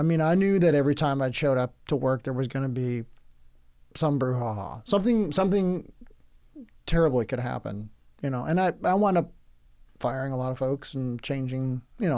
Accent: Oceanside, California, United States; I grew up in most of my good years in Oceanside, California, and that's just south of Camp Pendleton

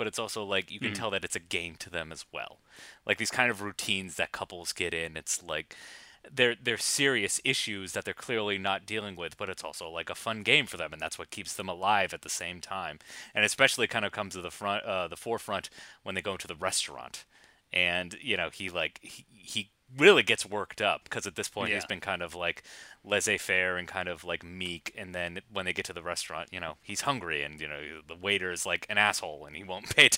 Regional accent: United States; I'm boorish American.

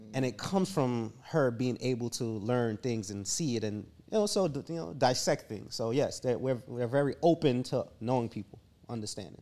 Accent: Jamaica; I was raised in Jamaica

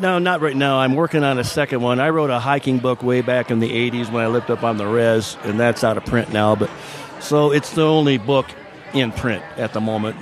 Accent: Minden, Michigan, United States; also born or lived in Kentucky / Phoenix, Arizona; now in Prescott, United States; I grew up in Michigan on a farm and uh, very small town called Minden

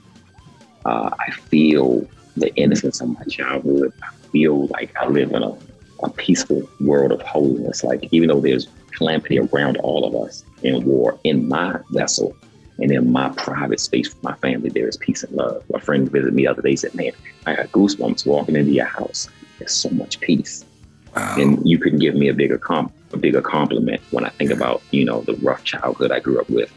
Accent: Baltimore, Maryland, United States; me growing up in Baltimore

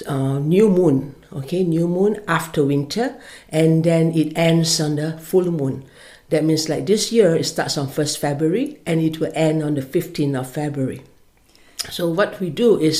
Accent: Malaysia; moved away as an adult; now in Killaloe, Ireland; I'm from Malaysia, and I've been in Killaloe for the last 11 years

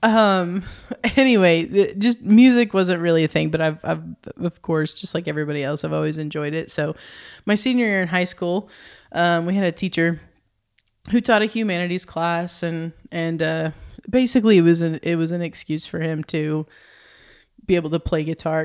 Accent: Oklahoma, United States; moved away as an adult; now in Northwest Arkansas, United States; I'm from Oklahoma, so not too far from here, but very small town, Oklahoma

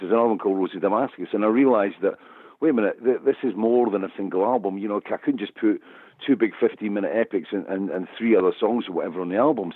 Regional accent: Scotland, United Kingdom; I'm Scottish, I'm a storyteller

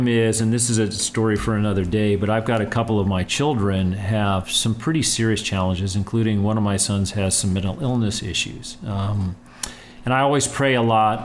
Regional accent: El Paso, Texas, United States; growing up in El Paso, and we just kind of bonded in the way that El Pasoans

